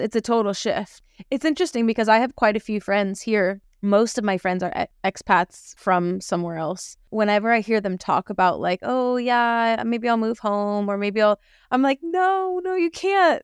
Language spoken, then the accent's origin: English; United States; being from America